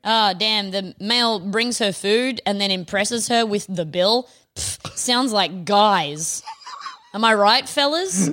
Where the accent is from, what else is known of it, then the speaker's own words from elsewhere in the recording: Australia; we're Australian